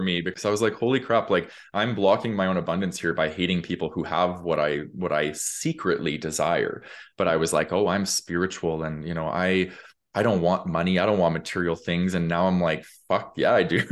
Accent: Calgary, Alberta, Canada; I grew up in Calgary

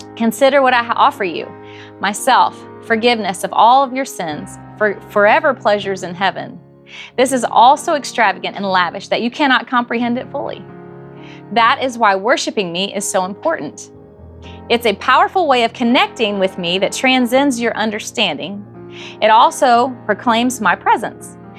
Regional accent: Morrow, Ohio, United States; We grew up in Morrow, Ohio, southern Ohio, 30 miles north of Cincinnati

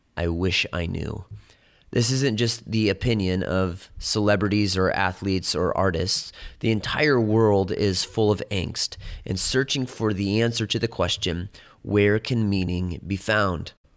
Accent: Chicago, Illinois, United States; When I was growing up in Chicago

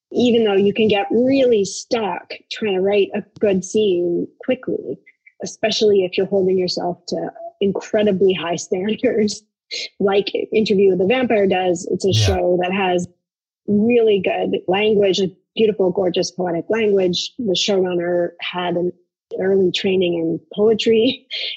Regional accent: Canada; I'm Canadian

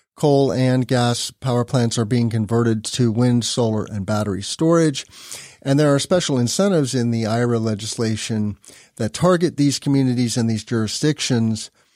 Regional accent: Illinois, United States; my home state of Illinois

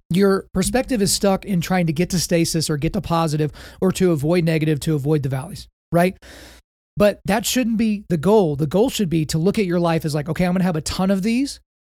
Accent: Oklahoma, United States; I grew up in Oklahoma. So just by virtue of the fact that I was born on this beautiful red clay

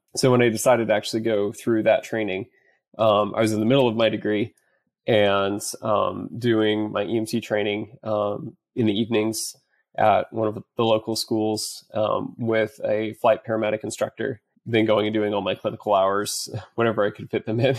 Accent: central Iowa, United States; moved away as an adult; now in Dallas, United States; I currently live in Dallas, Texas, originally from central Iowa

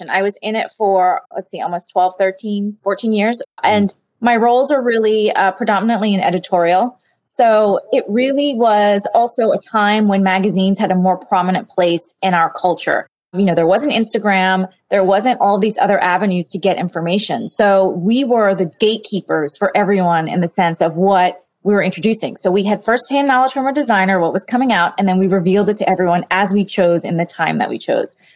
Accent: New Orleans, Louisiana, United States; also born or lived in El Salvador; So I was born in El Salvador, we left the country during the war and we moved to New Orleans. But I was telling him, you know, when I was growing up, I remember my my mother saying to me

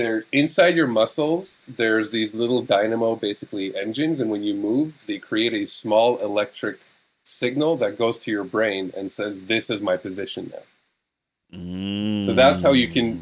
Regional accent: Israel; now in North America; when I grew up in Hebrew

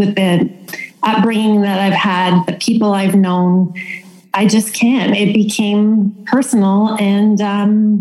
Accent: Toronto, Ontario, Canada; moved away as an adult; now in Stratford, Canada; I grew up in Toronto

